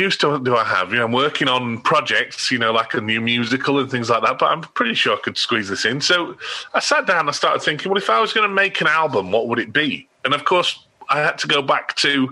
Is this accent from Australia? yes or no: yes; Australia; I grew up in Australia. My parents emigrated when I was four.